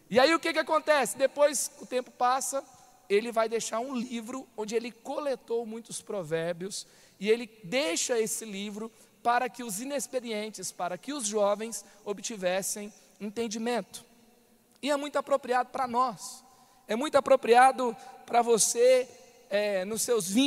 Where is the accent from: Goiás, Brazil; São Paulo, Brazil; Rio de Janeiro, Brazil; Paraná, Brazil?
Goiás, Brazil; Goiânia; moved away as an adult; now in São José dos Campos, Brazil; Eu vim para, eu saí de Goiânia, me mudei para São José dos Campos, depois que eu conheci essa igreja, depois que eu conheci o nosso pai espiritual, me apaixonei por essa visão com 23 anos de idade. Eu fui o único a sair da cidade dos meus pais.